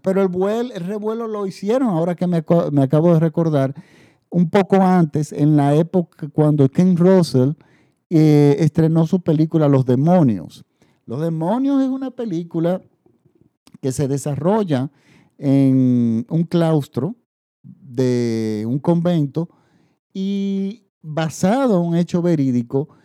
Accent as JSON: {"language": "Spanish", "country": "Dominican Republic", "said": "en, República Dominicana, en mi país"}